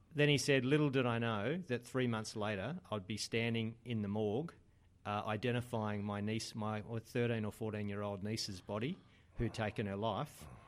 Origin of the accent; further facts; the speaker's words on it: Adelaide, South Australia, Australia; moved away as an adult; now in Sydney, Australia; I'd moved from growing up in Adelaide to Sydney just at the time when I was starting a business